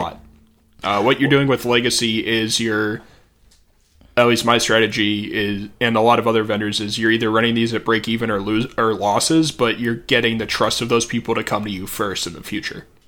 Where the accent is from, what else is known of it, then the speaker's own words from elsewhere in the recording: Missouri, United States; I'm from Missouri